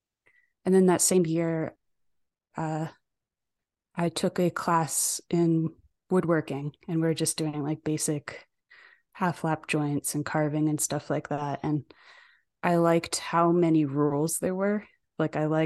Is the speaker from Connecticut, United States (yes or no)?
yes; New Fairfield, Connecticut, United States; also born or lived in Ireland; now in Denver, United States; I was born in New Fairfield, Connecticut, or actually technically Danbury, Connecticut